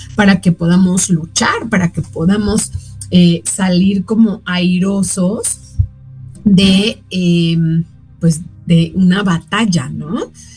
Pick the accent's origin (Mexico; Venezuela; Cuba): Mexico